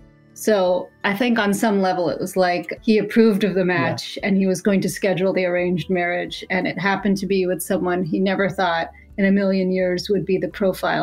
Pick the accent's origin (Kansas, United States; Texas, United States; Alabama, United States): Alabama, United States; I grew up in Alabama. I have an older brother, and he was kind of the star of the show of the family because he was a boy, and my family was Muslim.